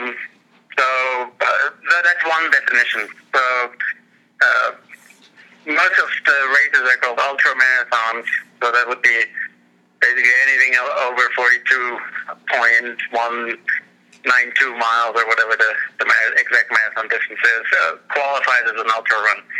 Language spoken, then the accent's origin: English; Germany; also born or lived in Switzerland / San Francisco Bay Area, United States; now in Colorado, United States; before that, I, I lived in the uh, San Francisco Bay Area for about 18 years, and before that, I grew up in Germany uh, and I was born in Switzerland, actually, and my parents are Swiss.